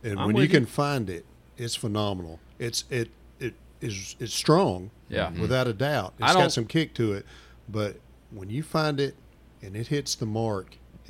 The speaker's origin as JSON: {"language": "English", "region": "Arkansas", "country": "United States", "tie": "born or raised there", "said": "I grew up on the Mississippi River, cottonmouths, water moccasins everywhere."}